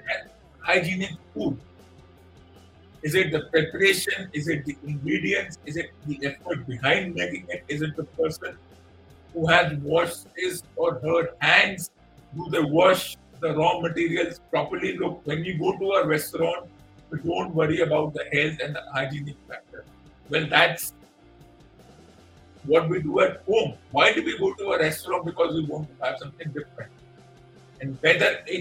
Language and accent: English; India